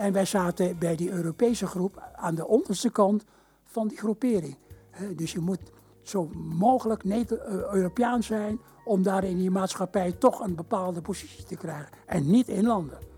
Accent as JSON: {"language": "Dutch", "country": "Indonesia", "tie": "born or raised there", "moved": "yes", "lives_now": "Netherlands", "said": "in Indië werden we echt Nederlands opgevoed"}